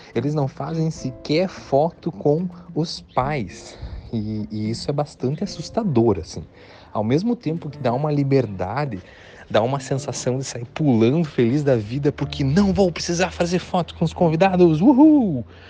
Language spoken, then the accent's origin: Portuguese; near the Paraná border, interior of Santa Catarina, Brazil; moved away as an adult; also born or lived in Florianópolis, Brazil; now in Uruguay; Eu sou do, do, do interior de Santa Catarina, divisa com o Paraná